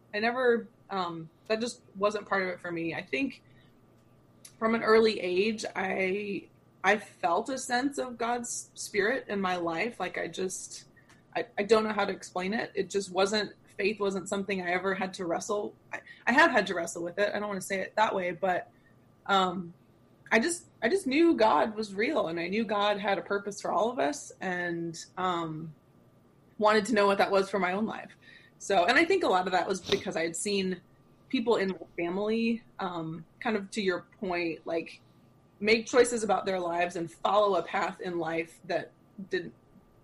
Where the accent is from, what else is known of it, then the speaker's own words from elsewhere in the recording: Arlington, Texas, United States; moved away as an adult; now in St. Louis, United States; I grew up mostly in Texas. My dad got transferred when I was 5. So I started kindergarten in Texas all the way through high school